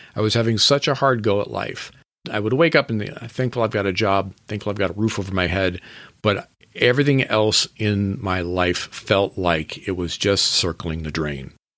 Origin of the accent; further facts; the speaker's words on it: Washington, United States; I grew up in Washington State